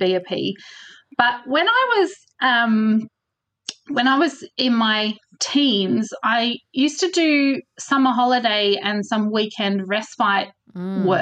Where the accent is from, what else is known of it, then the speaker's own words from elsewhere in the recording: Melbourne, Victoria, Australia; moved away as an adult; also born or lived in Switzerland; now in Scottish Borders, United Kingdom; So I grew up in Melbourne and we left Melbourne